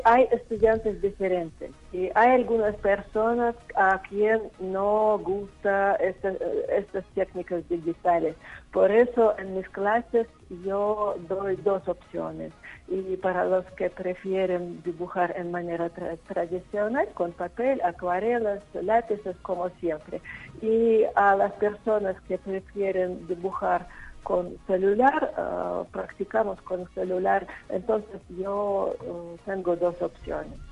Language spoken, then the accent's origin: Spanish; Nizhny Novgorod, Nizhny Novgorod Oblast, Russia; Spanish is a second language; moved away as an adult; also born or lived in Israel; now in San Luis Potosí, Mexico; mi ciudad natal de Nizhny Novgorod, es Rusia.